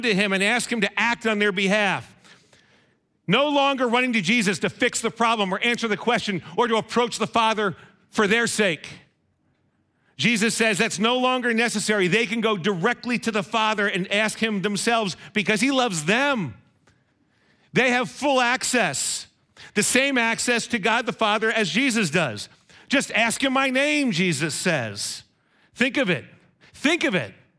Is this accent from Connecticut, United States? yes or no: yes; Monroe, Connecticut, United States; my hometown of Monroe